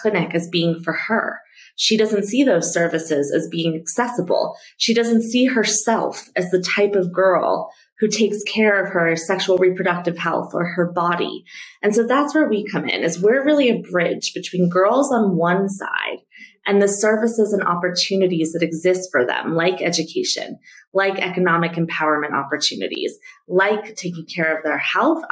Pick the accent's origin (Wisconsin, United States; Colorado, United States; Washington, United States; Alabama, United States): Colorado, United States; Denver; moved away as an adult; now in Nairobi, Kenya; I grew up in Denver, Colorado